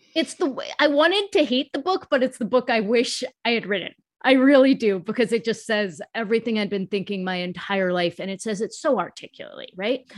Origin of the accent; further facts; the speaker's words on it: United States; first language English; speaking English as my first language and being born in the U S